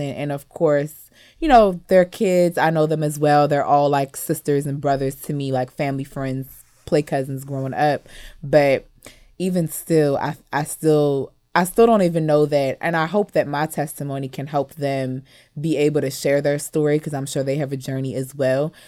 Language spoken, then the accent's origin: English; Western Howard County, Maryland, United States; also born or lived in Montgomery County, Maryland / Cameroon (ancestry); I grew up in Western Howard County where, in the cornfields, where there's, like, barely any black people